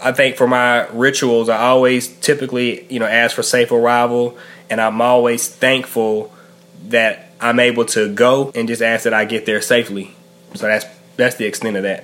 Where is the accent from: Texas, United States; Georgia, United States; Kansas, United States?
Georgia, United States; Macon; also born or lived in Savannah, Georgia / Albany, Georgia; now in Raleigh, United States; I hail from Macon, Georgia, currently in Raleigh, North Carolina